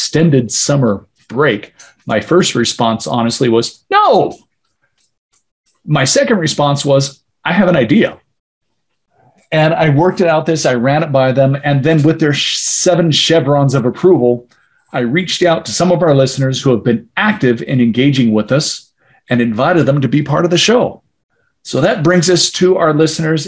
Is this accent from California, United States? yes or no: yes; California, United States; I'm one of the few Californians